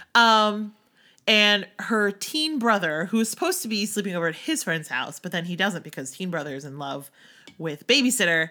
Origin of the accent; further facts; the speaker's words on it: outside of Philly, Pennsylvania, United States; moved away; growing up outside of Philly and then moving to outside of New York.